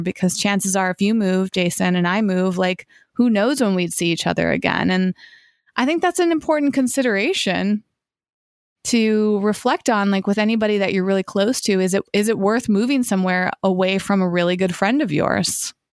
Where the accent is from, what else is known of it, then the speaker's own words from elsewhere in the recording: Massachusetts, United States; now in Los Angeles, United States; when I was growing up in Massachusetts, we had incredible trails